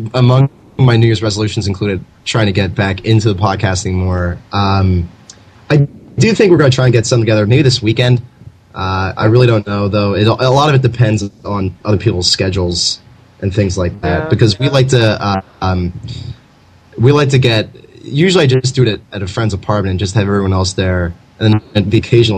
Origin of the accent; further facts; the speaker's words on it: Mohnton, Pennsylvania, United States; Moton, which you and I hail from